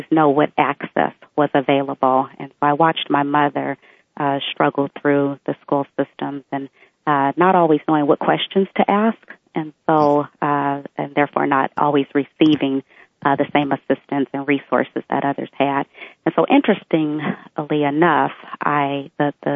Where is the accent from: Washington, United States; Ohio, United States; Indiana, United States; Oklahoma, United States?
Washington, United States; Bellevue; When I grew up in Bellevue, it was predominantly a white environment